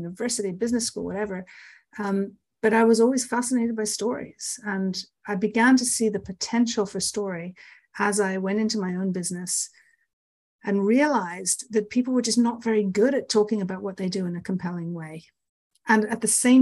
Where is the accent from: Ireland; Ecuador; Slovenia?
Ireland; I grew up in Ireland.